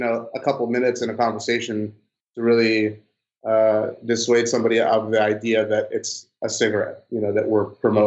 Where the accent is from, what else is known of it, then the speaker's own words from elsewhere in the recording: Roseville, California, United States; we're from Roseville, California, which is Northern California